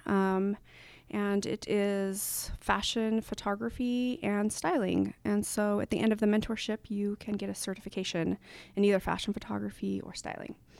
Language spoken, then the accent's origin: English; Salt Lake City, Utah, United States; now in Portland, United States; to be in my hometown